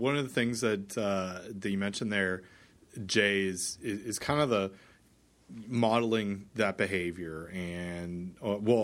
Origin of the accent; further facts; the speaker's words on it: Canada; I'm Canadian